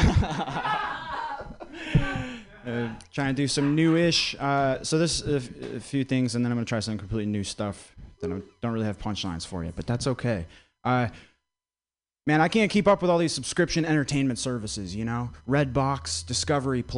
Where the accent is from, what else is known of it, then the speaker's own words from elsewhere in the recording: Vermont, United States; I grew up in Vermont.